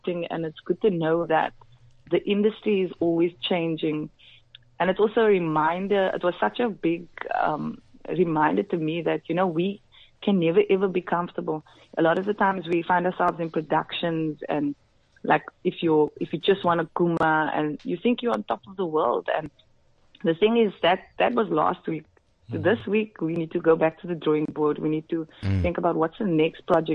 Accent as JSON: {"language": "English", "town": "Cape Town", "region": "Western Cape", "country": "South Africa", "said": "I'm from Ocean View in Cape Town and we speak with a very mixed"}